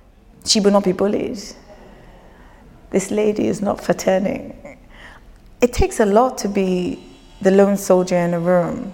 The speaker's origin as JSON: {"language": "English", "region": "Lagos", "country": "Nigeria", "tie": "born or raised there", "also_born_or_lived": "United Kingdom", "moved": "yes", "said": "growing up in Lagos, leaving Lagos, practicing, being educated in the UK, practicing, then coming back home"}